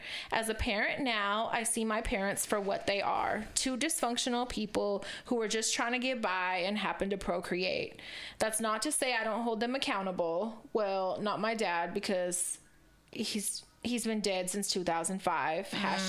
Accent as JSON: {"language": "English", "town": "Corning", "region": "California", "country": "United States", "tie": "born or raised there", "said": "I was raised in Corning, California."}